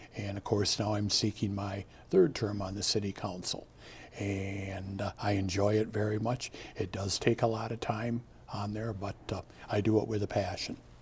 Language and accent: English; Richland Center, Wisconsin, United States; moved away as an adult; also born or lived in Platteville, Wisconsin; now in Madison, United States; I grew up in Richland Center, I graduated from high school there